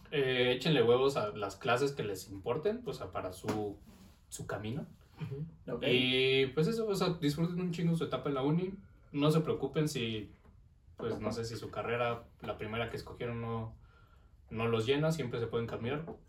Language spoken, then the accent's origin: Spanish; Mexico